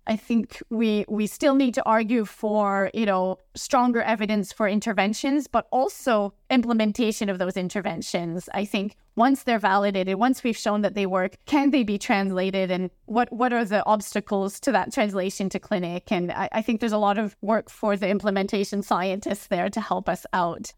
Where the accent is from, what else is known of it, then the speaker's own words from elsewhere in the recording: Canada; I'm from Canada, so there's a lot of hockey here, ice hockey.